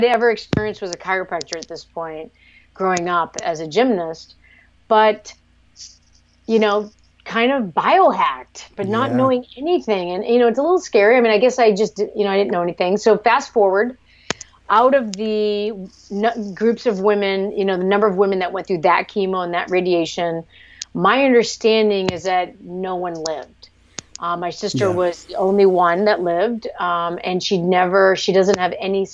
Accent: Cape Cod, Massachusetts, United States; moved away as an adult; also born or lived in Vietnam / New York / San Francisco; I grew up on Cape Cod via Vietnam

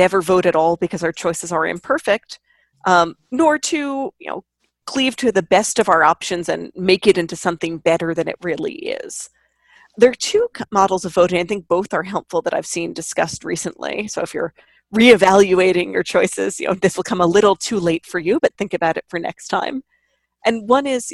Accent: New York, United States; I grew up in New York in the era before electronic ballots

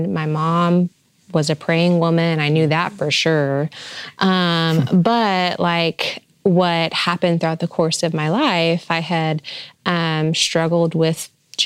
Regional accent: New York, United States; now in Arizona, United States; when I moved to the desert, I'm from New York.

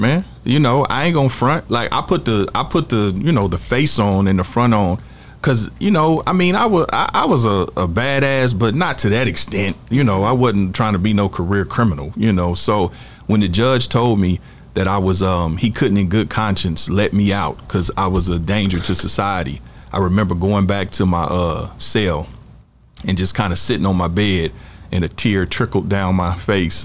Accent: Kansas City, Missouri, United States; we from Kansas City, Missouri

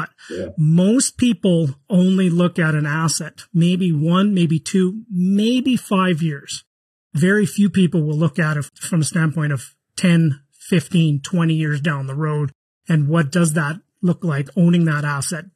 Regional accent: Canada; I'm from Canada

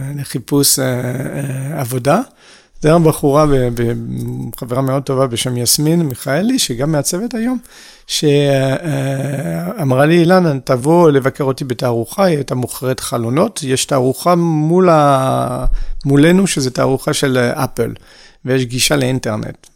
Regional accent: France; Hebrew is a second language; moved away as an adult; also born or lived in Haifa, Israel / Paris, France; now in Israel; נולדתי בארץ, כמה שזה מפתיע, אה, בחיפה. אה, ועזבתי בגיל 6 ולחיות בצרפת

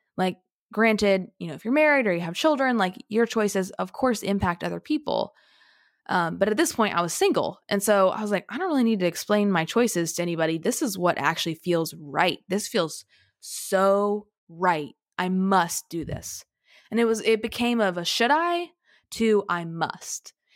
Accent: small town in Southern Illinois, United States; I went to college thirty minutes away from my hometown

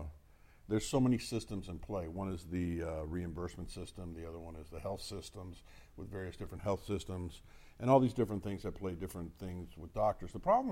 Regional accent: Miami, Florida, United States; now in Las Vegas, United States; I'm from Miami

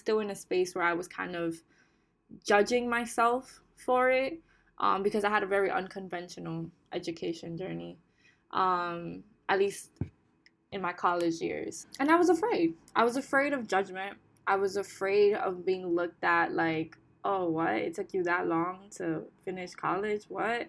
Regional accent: Bonao, Monseñor Nouel, Dominican Republic; I come from the Dominican Republic, but I come from a beautiful rural town in the Dominican Republic called Hima Bonao, located in El Cibao region.

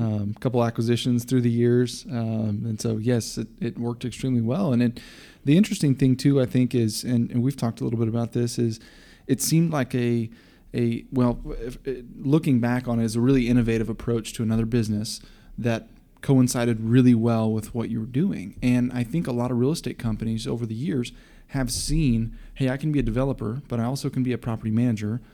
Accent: Coppell, Texas, United States; I grew up in Cop Hill

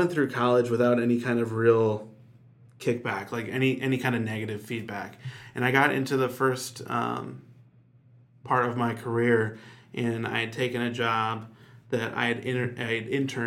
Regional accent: Chicago, Illinois, United States; moved away as an adult; now in Nashville, United States; I'm from Chicago originally

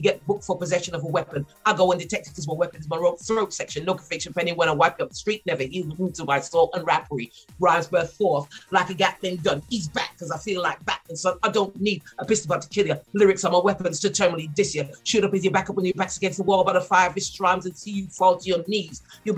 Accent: Wolverhampton, West Midlands, United Kingdom; I'm not from London. I'm from a place called Wolverhampton. It's only because I went to a convent grammar school that I haven't got a broad Wol

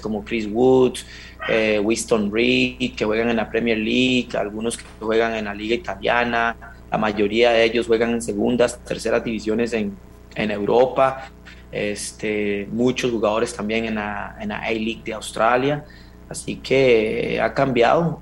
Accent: Costa Rica; moved away as an adult; now in New Zealand; soy un fiebre de la CL y, del país de uno.

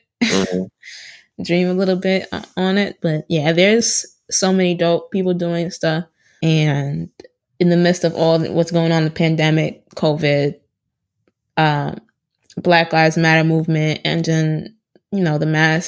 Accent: Florida, United States; I grew up in Florida

